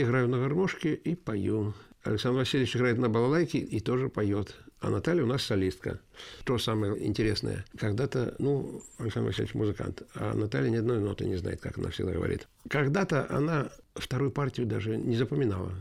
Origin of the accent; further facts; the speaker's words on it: Yelets, Lipetsk Oblast, Russia; also born or lived in Riga, Latvia; я коренной ельчанин. С года я живу в Ельце. А единственное, родился я в городе Риге